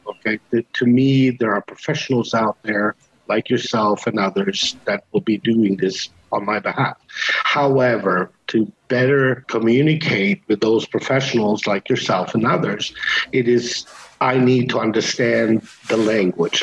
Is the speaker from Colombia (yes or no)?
no; Canada; moved away; I lived in Canada for many years. I am Canadian